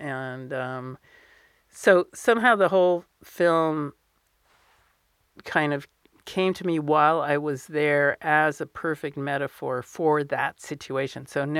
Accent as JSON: {"language": "English", "country": "United States", "tie": "born or raised there", "said": "So I grew up in the United States, but we would go almost every summer to visit my mother's parents. My father had no parents, but so I speak fluent Hebrew, and I spent a lot of time in the Middle East."}